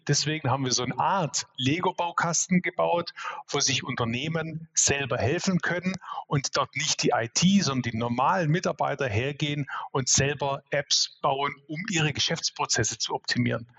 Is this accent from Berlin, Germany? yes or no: no; Swabia, Baden-Württemberg, Germany; ich bin Schwabe durch und durch, bin 46 Jahre, ähm, sozusagen auch den Schwabe in die Wiege gelegt